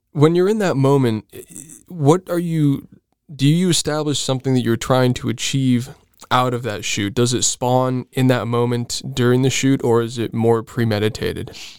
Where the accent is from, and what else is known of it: Southern California, United States; born or raised there